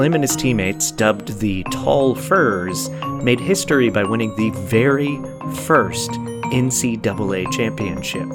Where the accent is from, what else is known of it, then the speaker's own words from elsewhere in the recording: Orlando, Florida, United States; the Orlando Magic, my hometown favorite team